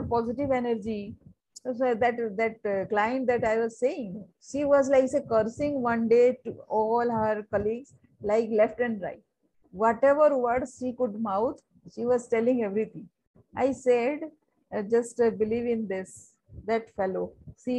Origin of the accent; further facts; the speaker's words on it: Sundargarh, Odisha, India; I'm from Odisha